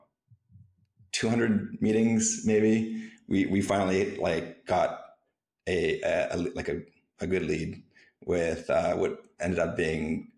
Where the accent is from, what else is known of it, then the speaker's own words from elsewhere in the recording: Canada; moved away; also born or lived in San Francisco / Cancun; I'm a Canadian